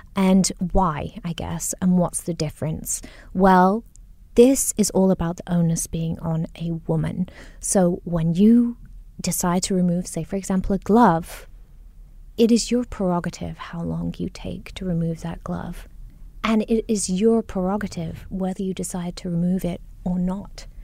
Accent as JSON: {"language": "English", "country": "Singapore", "tie": "born or raised there", "also_born_or_lived": "Nottingham, United Kingdom", "accent": "mishmash of both my parents", "said": "growing up in Singapore or in the U K, um, 'cause I majored in the U K, I went to Nottingham U, University of Nottingham"}